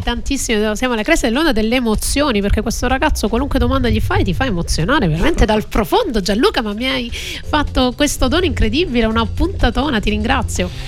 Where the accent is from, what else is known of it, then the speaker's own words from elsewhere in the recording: Calabria, Italy; io sono calabrese